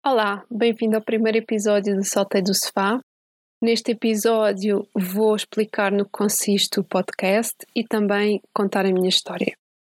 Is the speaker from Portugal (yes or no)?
yes; Santiago do Cacém, Alentejo, Portugal; moved away as an adult; como eu era do Alentejo, tinha que ir inscrever-me na universidade na capital distrito, que no meu caso era em Setúbal. Portanto, eu quando saí de Santiago